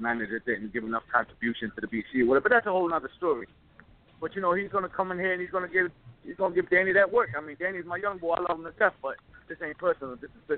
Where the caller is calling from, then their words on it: Miami, Florida, United States; from training camp in Miami.